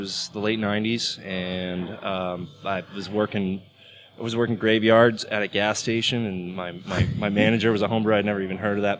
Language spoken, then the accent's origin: English; Santa Cruz, California, United States; moved away as an adult; also born or lived in Chicago / San Francisco; now in Doral, United States; I'm originally from San Francisco area, Santa Cruz, but I lived in San Francisco for most of my 20s.